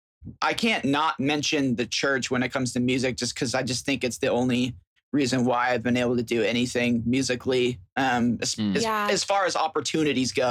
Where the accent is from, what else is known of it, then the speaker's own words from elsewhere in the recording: Puyallup, Washington, United States; moved away as an adult; also born or lived in Seattle, Washington / Florida; I grew up in a little town called Puyallup, Washington